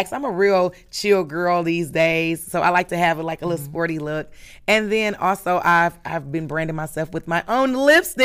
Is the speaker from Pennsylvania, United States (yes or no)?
no; Milwaukee, Wisconsin, United States; Milwaukee, Wisconsin, 53206